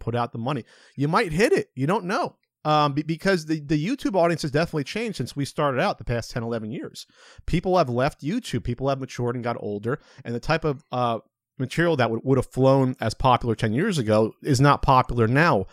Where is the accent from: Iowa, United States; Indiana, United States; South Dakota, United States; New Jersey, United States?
New Jersey, United States; moved away; also born or lived in West Coast; we're both from New Jersey. Uh, he's from Southern Jersey. I was from Central Jersey